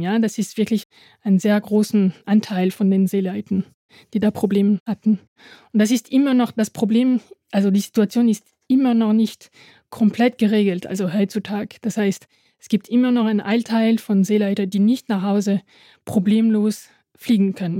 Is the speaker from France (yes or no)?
yes; Dieppe, Normandy, France; German is a second language; also born or lived in Halle an der Saale / Panama; now in Halle, Germany; bin in der Normandie in einem kleinen Hafen in Dieppe äh, geboren